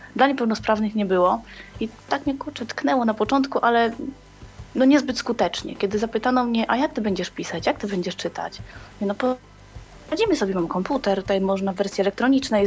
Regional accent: Łódź, Łódź Voivodeship, Poland; moved away as an adult; now in Northern Ireland, United Kingdom; jestem z Polski, z Łodzi

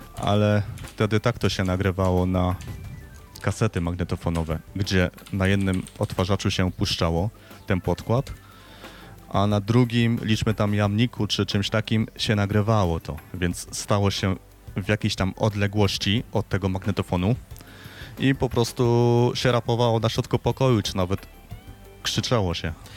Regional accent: Silesian Voivodeship, Poland; ja pochodzę ze Śląska

